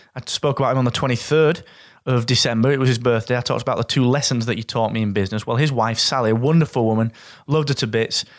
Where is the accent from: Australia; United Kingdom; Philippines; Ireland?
United Kingdom; Yorkshire and the Humber; As a Yorkshireman